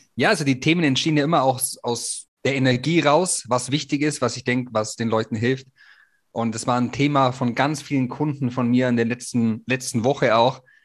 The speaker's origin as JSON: {"language": "German", "country": "Germany", "said": "wir Deutschen"}